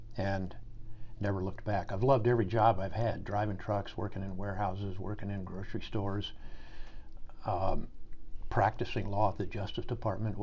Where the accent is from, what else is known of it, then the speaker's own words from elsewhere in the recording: St. Joseph, Missouri, United States; moved away as an adult; also born or lived in Washington, D.C.; I grew up in St. Joseph, Missouri